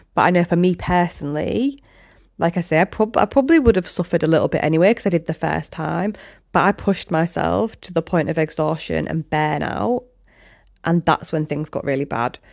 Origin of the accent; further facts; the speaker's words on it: Hull, Yorkshire and the Humber, United Kingdom; also born or lived in Leeds; now in Hessle, United Kingdom; I'm from Hull, obviously, with this accent